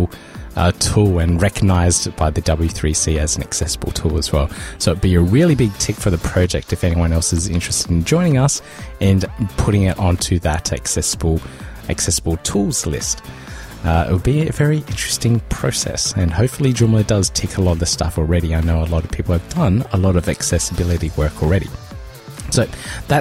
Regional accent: South Australia, Australia; I grew up in South Australia where they do that shark cage stuff

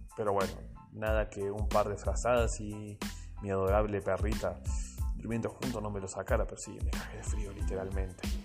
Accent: Argentina; Soy argentino

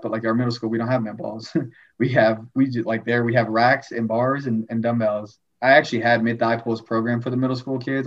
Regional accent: Fort Worth, Texas, United States; moved away; also born or lived in New Zealand / Tyler, Texas; originally from Fort Worth, Texas

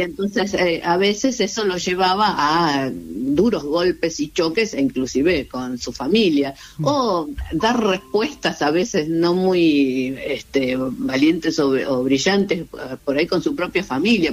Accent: Argentina

